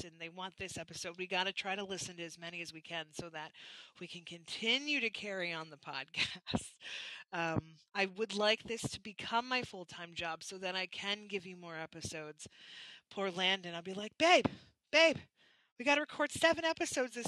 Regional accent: Canada; from being Canadian

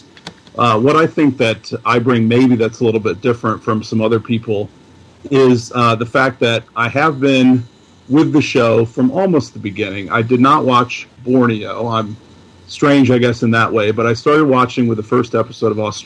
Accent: Illinois, United States; I born and raised and have lived my entire life in Illinois

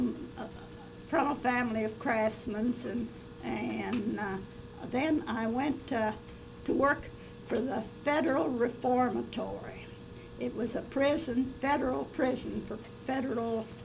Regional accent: West Virginia, United States; I was born in May the 1st, 1910, in a little log cabin in the hills of West Virginia.

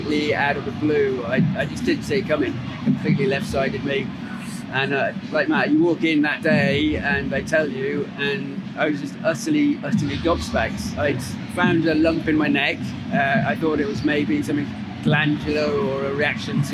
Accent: Cardiff, Wales, United Kingdom; I'm from Cardiff.

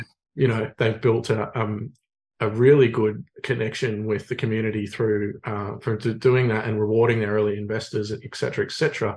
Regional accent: Sydney, New South Wales, Australia; moved away as an adult; now in Illawarra, Australia; I grew up in Manly on the Northern Beaches

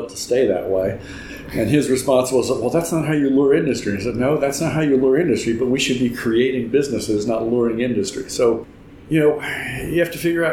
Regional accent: Mississippi, United States; moved away; I'm back from Mississippi

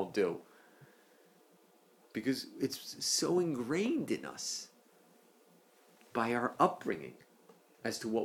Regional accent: East Coast, United States; moved away; I'm from the East Coast

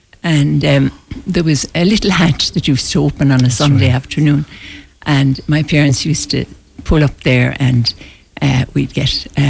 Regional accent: Galway, Connacht, Ireland; born or raised there

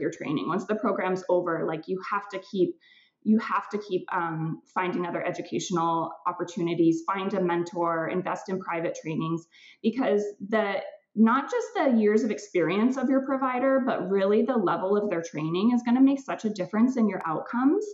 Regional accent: California, United States; now in Vancouver, Canada; I grew up in California.

